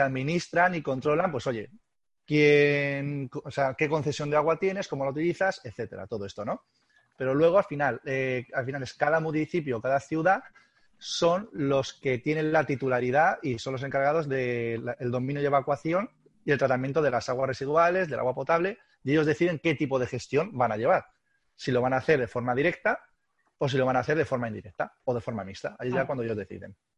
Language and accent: Spanish; Albacete, Castilla-La Mancha, Spain; somos gente de Albacete y somos gente, gente dura